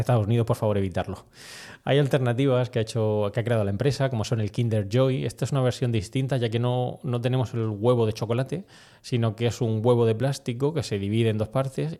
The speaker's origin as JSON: {"language": "Spanish", "country": "Spain", "also_born_or_lived": "United States", "said": "aquí en España"}